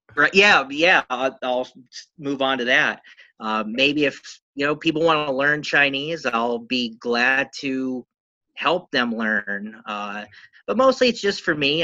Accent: Pennsylvania, United States; I'm from Pennsylvania in the United States

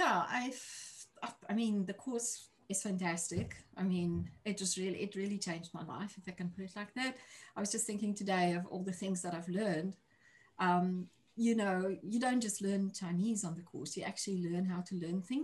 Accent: South Africa; moved away as an adult; now in New Zealand; I'm originally from South Africa, as you can hear from my accent. I'm currently living in New Zealand. I've been here for 3 years

